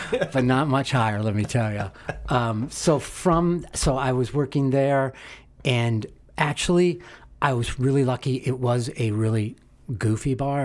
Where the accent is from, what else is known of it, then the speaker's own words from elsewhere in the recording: Omaha, Nebraska, United States; moved away as an adult; also born or lived in Lincoln, Nebraska / Evanston, Illinois; now in Chicago, United States; Omaha, Nebraska, born in nineteen sixty-two.